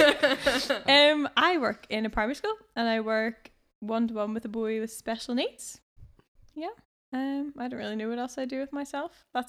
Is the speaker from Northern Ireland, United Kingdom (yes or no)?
yes; Bangor, Northern Ireland, United Kingdom; Well, I wish I could say I was from somewhere a bit more tropical, but I'm just from Bangor.